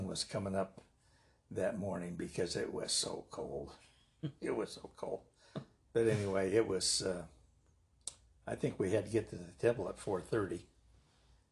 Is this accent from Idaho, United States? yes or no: yes; Caldwell, Idaho, United States; also born or lived in Salem, Oregon / Johnstown, Nebraska; where I grew up on Montana